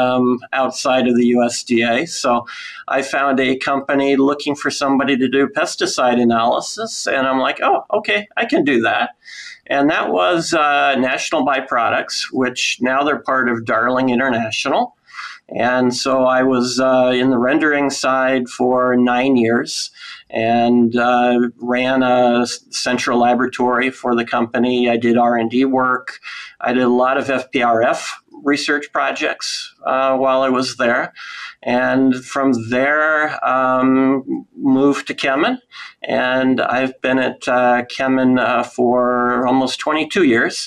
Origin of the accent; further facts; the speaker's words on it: Iowa, United States; I'm from Iowa